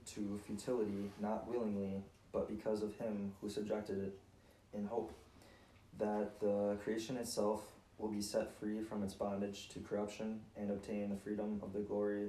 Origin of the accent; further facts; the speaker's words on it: Superior, Wisconsin, United States; now in Green Bay, United States; I'm from Superior